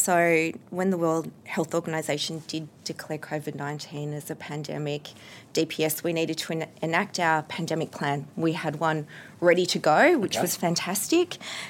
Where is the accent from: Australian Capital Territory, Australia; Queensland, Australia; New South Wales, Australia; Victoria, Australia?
Australian Capital Territory, Australia; Canberra; I was from Canberra